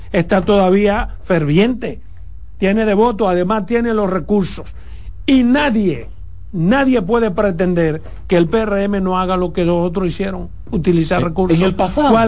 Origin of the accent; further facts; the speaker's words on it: Pedernales, Dominican Republic; yo soy de Pedernales.